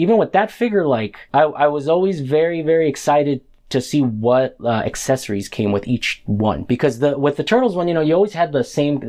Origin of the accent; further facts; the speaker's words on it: Central Valley, California, United States; where I grew up in the Central Valley